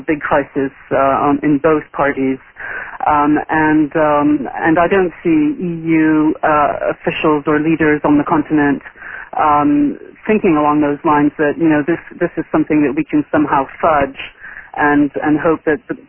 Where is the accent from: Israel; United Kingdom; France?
France; moved away; I grew up in France, and in the 80s and in the 90s